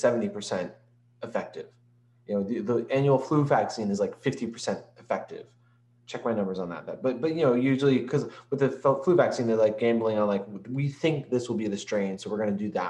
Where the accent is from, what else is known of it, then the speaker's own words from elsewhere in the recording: New York, United States; But I'm from New York.